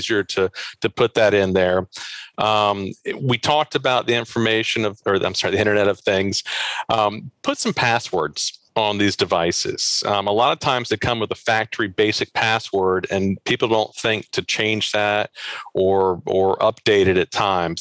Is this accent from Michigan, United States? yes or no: no; Maryland, United States; I'm from the Baltimore region